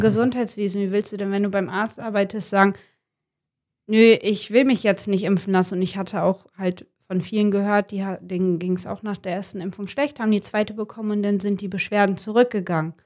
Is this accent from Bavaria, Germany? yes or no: no; Wilhelmshaven, Lower Saxony, Germany; now in Jever, Germany; ich komme gebürtig aus Wilhelmshaven und lebe mit meinem Verlobten in Jever